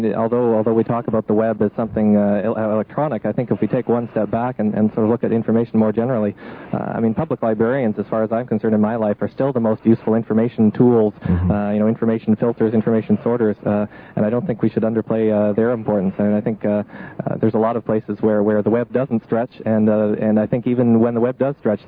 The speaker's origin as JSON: {"language": "English", "town": "Waterdown", "region": "Ontario", "country": "Canada", "tie": "born or raised there", "said": "when I was growing up in Waterdown, Ontario"}